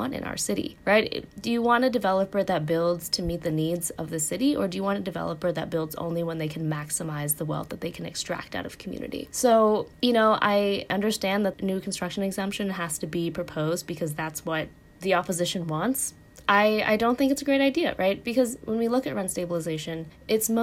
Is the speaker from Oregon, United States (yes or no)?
yes; Oregon, United States; moved away; my home state of Oregon